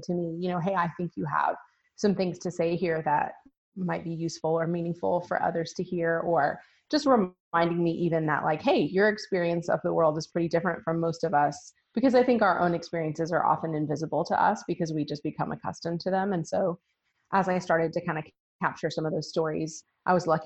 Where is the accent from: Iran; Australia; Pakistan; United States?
United States; Memphis, Tennessee; I grew up in Memphis, Tennessee.